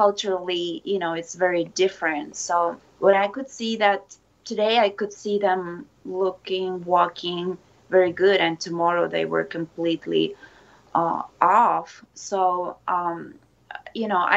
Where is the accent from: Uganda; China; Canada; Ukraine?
Ukraine; now in Japan; I'm originally from Ukraine And I came to Japan 16 years ago.